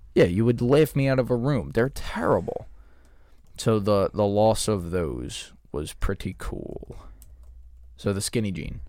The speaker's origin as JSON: {"language": "English", "country": "United States", "said": "I'm American"}